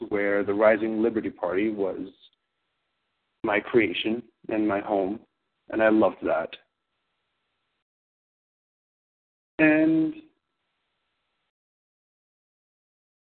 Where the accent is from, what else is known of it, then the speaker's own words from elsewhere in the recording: New York City, New York, United States; I grew up in Queens